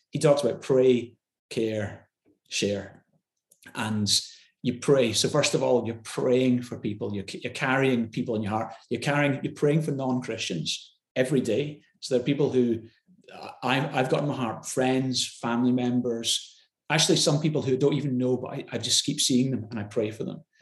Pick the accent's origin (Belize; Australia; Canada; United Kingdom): United Kingdom; Glasgow, Scotland; I grew up in in Glasgow